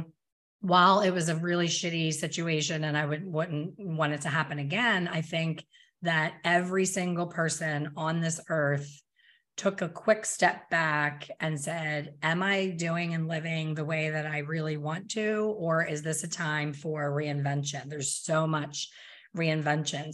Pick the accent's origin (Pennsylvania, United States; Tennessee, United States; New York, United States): Pennsylvania, United States; moved away; I'm from Pennsylvania, I don't live there now